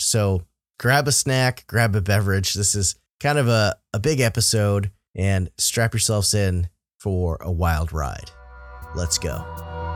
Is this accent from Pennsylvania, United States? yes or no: no; Vermont, United States; I'm a Vermonter.